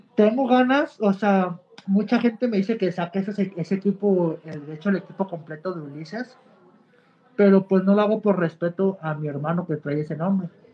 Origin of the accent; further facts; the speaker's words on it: Mexico; soy mexicano